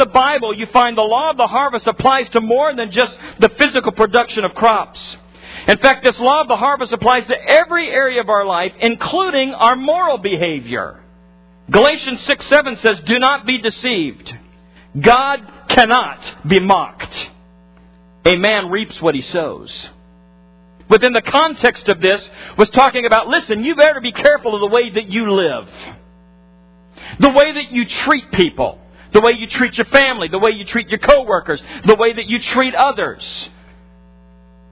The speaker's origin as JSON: {"language": "English", "region": "Nebraska", "country": "United States", "tie": "born or raised there", "said": "I grew up in farm country, in corn country in particular in Nebraska."}